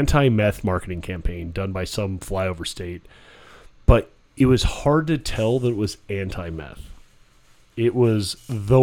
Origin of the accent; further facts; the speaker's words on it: Bullhead City, Arizona, United States; I'm from a place where meth is king.